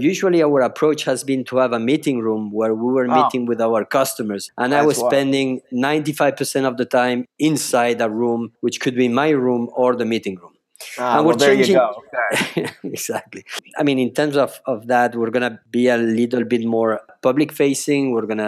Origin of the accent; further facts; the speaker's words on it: Spain; also born or lived in France; So I was born in France 41 years ago. I lived in France 7 years, and then I moved to Spain. So I live all my life in Spain.